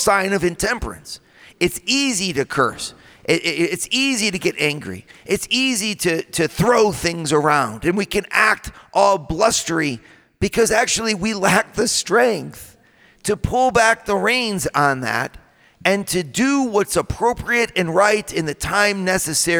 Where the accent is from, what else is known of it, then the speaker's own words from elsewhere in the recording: Midwest, United States; I come from the Midwest, right? I come from the land of the donut